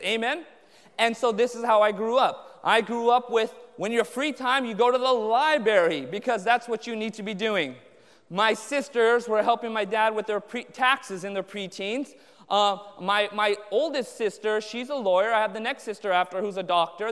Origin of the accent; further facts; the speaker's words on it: Anaheim, California, United States; I grew up in Southern California, Orange County, born and raised there in Anaheim